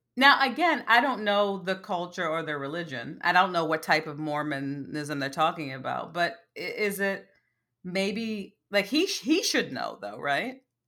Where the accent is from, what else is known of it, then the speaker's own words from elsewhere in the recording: United States; also born or lived in Bronx, New York; as an American